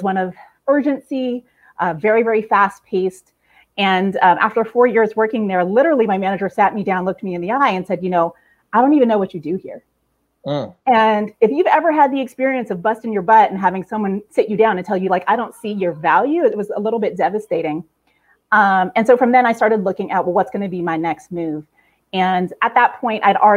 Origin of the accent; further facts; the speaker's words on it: San Jose, California, United States; moved away as an adult; also born or lived in Queens, New York; now in New York, United States; growing up, San Jose, California, where I'm from, it was a pretty sweet, sweet childhood